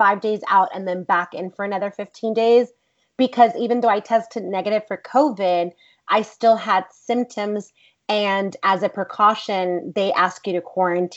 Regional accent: Los Angeles, California, United States; also born or lived in Laredo, Texas; I grew up in Boyle Heights

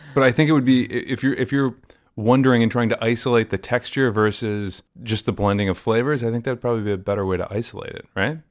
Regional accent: Maryland, United States; I grew up in the South, and I grew up south of the Mason-Dixon line

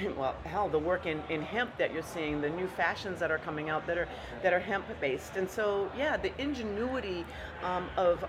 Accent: Denver, Colorado, United States; I'm from Denver

